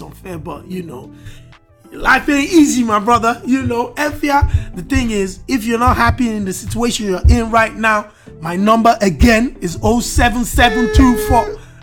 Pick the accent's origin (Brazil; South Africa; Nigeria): Nigeria; as a Nigerian